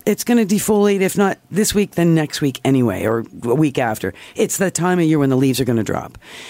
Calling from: Toronto, Ontario, Canada

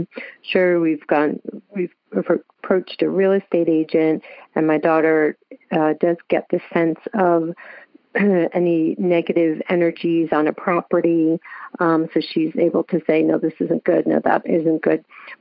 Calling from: Raleigh, North Carolina, United States; I'm calling from Raleigh, North Carolina.

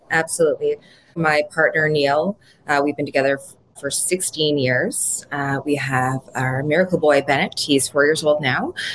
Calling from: Ottawa, Ontario, Canada; I'm calling in from Ottawa, Canada

